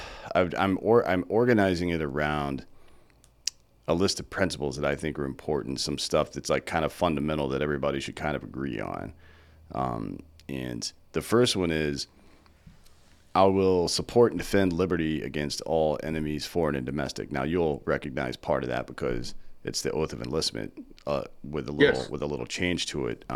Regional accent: the South, United States; I was raised in the South.

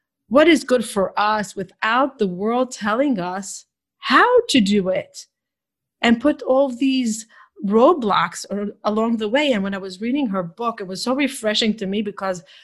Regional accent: Israel; moved away; I grew up in Israel.

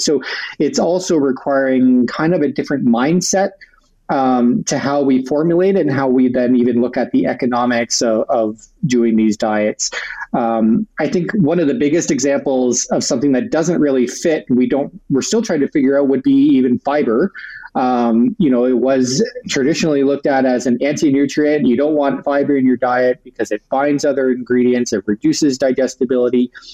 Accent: Sarnia, Ontario, Canada; I'm originally from Ontario, from a smaller city called Sarnia, which is right on the border with Michigan

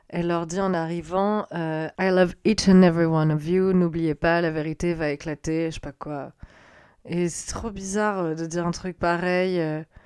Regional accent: France; je suis française hein, d'origine

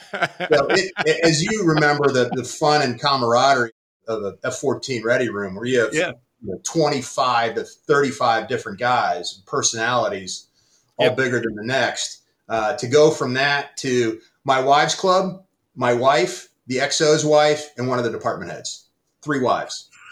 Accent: Pittsburgh, Pennsylvania, United States; the baseball all-star game home run derby flyover in my hometown in Pittsburgh.

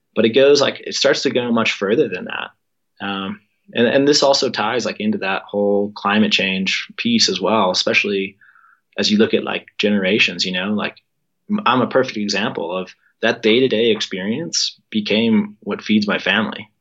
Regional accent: Colorado, United States; growing up in Colorado

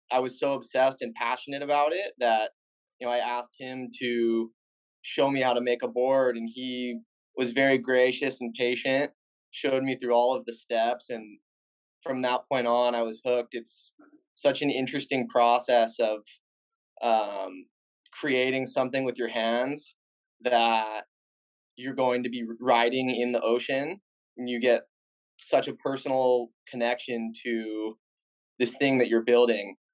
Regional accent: Huntington Beach, California, United States; I grew up in Huntington Beach, half a mile from, from the ocean, and all of my friends surfed or were surfers.

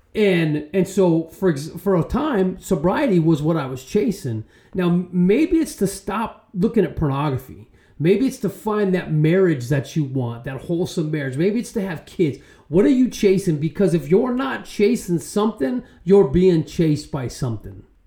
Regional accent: Arizona, United States; I'm from Arizona

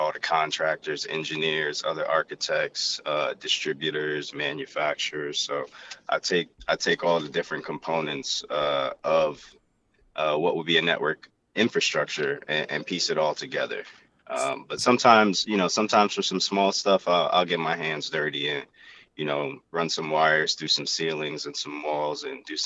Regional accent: Willingboro, New Jersey, United States; also born or lived in St. Lucia; I'm from Willenboro, same place as Trave

